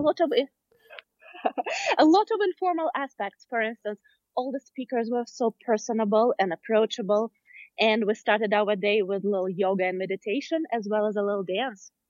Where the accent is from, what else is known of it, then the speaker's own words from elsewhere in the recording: Smolensk, Smolensk Oblast, Russia; moved away as an adult; now in San Francisco, United States; originally, I'm from Russia, Smolensk